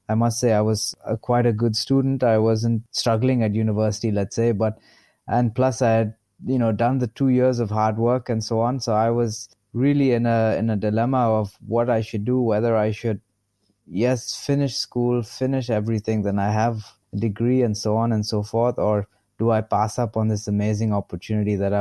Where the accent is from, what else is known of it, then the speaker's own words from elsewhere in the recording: Bangalore, Karnataka, India; I grew up in Bangalore